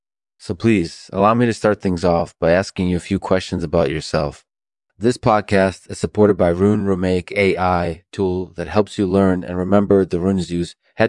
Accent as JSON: {"language": "English", "region": "Michigan", "country": "United States", "said": "I'm originally from Michigan."}